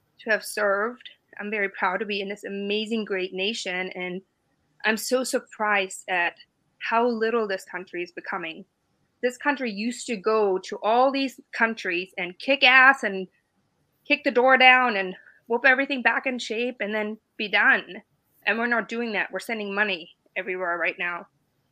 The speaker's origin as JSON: {"language": "English", "country": "Germany", "tie": "born or raised there", "also_born_or_lived": "Bavaria", "second_language": "English", "moved": "as an adult", "lives_now": "United States"}